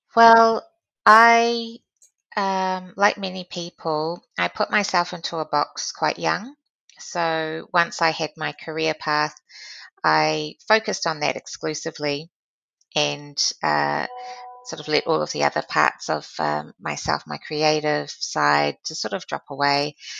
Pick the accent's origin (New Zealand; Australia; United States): New Zealand; being a New Zealander is a very important part of my value system and uh, contributing to um, this wonderful country that I call home